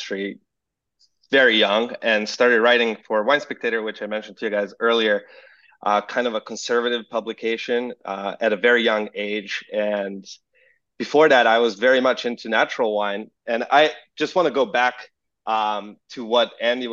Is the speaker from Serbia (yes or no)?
yes; Serbia; English is a second language; moved away as an adult; now in United States; growing up in Serbia